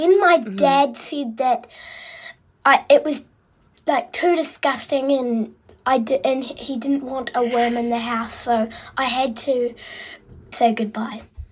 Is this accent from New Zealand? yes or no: yes; Christchurch, Canterbury, New Zealand; from Christchurch in New Zealand